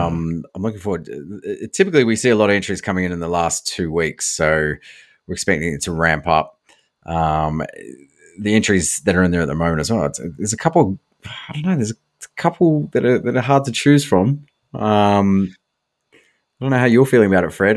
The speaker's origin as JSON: {"language": "English", "country": "New Zealand", "tie": "born or raised there", "moved": "yes", "lives_now": "Australia", "said": "where I grew up in New Zealand"}